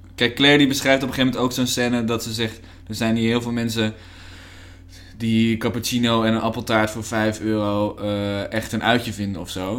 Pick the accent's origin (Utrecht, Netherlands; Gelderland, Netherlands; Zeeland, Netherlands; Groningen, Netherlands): Utrecht, Netherlands; Nieuwegein; also born or lived in Hengelo; ik ben geboren in Hengelo, maar ik kom uit Nieuwegein